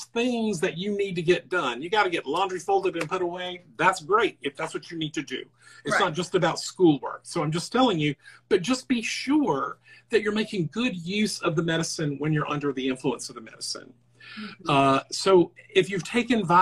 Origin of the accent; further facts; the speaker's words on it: the South, United States; I'm from the South